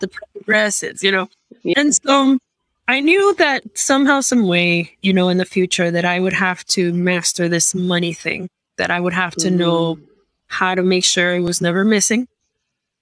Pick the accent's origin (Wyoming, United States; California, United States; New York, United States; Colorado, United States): New York, United States; New York City; moved away as an adult; now in Miami, United States; I was born and raised in Queens, New York.